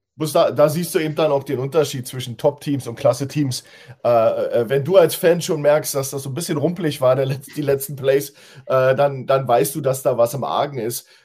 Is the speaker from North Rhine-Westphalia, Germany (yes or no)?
no; Berlin, Germany; now in Hildesheim, Germany; Ja, ich bin zwar aus Berlin, aber ich lebe da nicht